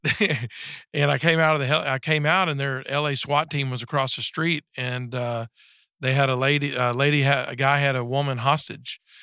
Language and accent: English; Texas, United States; I was raised up in Texas, uh, in a small town about thirty miles south of Dallas